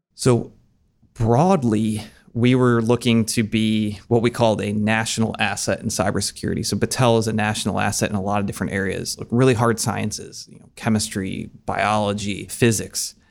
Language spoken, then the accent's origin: English; Maumee, Ohio, United States; moved away as an adult; now in Columbus, United States; I grew up in the Toledo area, a suburb called Maumee, and came down to Ohio State for school, then lived here ever since, so it's been about twenty years now